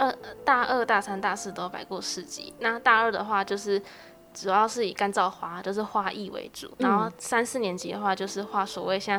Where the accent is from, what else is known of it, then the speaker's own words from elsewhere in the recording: Taichung, Taiwan; 因为我是在台中市中区那边长大的，那那边现在比较比较没落